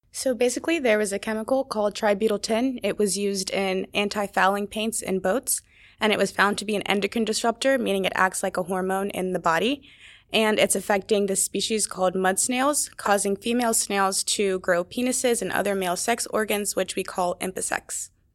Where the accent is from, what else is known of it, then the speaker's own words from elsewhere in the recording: Maryland, United States; I'm from Maryland